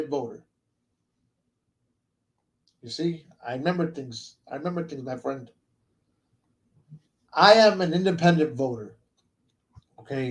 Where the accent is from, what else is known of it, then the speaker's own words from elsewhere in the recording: United States; I was born here in the States